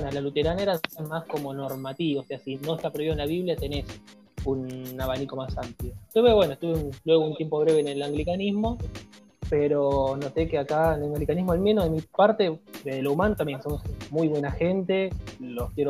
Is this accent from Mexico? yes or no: no; Guayaquil, Guayas, Ecuador; bueno, yo soy de Ecuador, soy de Guayaquil.